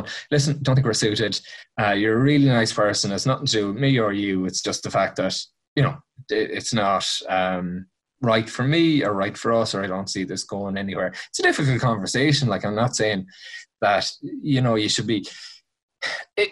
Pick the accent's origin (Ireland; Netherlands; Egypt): Ireland; Mayo, Connacht; I'm from Mayo